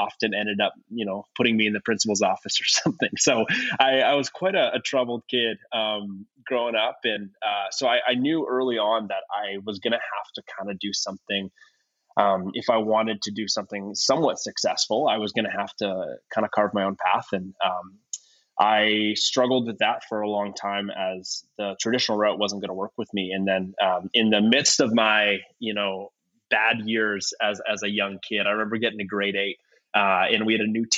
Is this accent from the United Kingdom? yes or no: no; Ontario, Canada; moved away as an adult; now in California, United States; I'm originally from Ontario, Canada, from a smaller town, about an hour and a bit north of Toronto. Born and raised in that area.